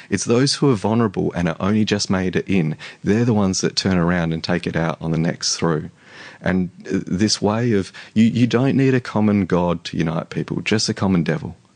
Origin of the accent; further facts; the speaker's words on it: Australia; You're you're as Aussie as the rest of us.